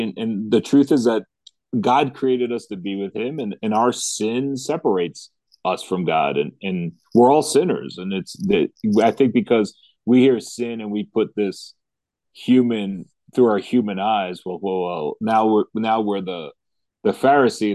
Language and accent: English; United States; as American Christians